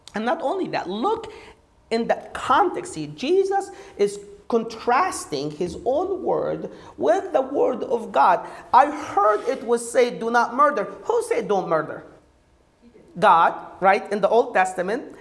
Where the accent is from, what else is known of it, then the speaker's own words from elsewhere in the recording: Egypt; moved away as an adult; now in United States; I did not grow up in this country. I grew up in Egypt